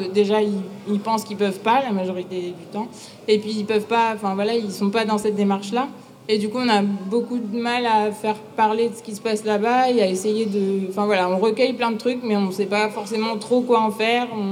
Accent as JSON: {"language": "French", "area": "the Nord", "region": "Hauts-de-France", "country": "France", "said": "je viens du Nord"}